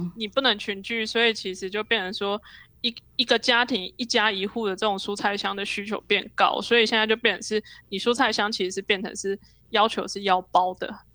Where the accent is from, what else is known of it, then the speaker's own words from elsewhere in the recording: Taiwan; 我们台湾人